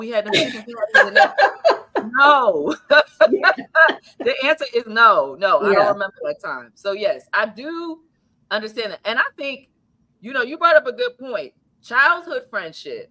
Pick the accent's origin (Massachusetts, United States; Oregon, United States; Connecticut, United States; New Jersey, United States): New Jersey, United States; we're both from New Jersey, born and raised in New Jersey